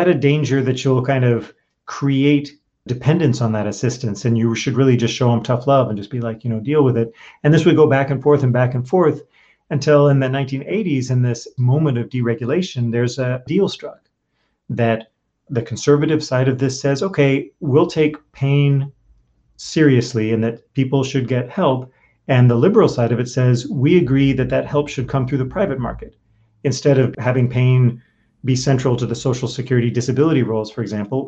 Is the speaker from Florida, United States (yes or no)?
no; New York, United States; my home state, New York